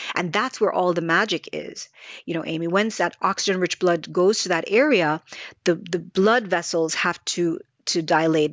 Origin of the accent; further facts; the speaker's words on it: Jamaica; moved away; growing up in Jamaica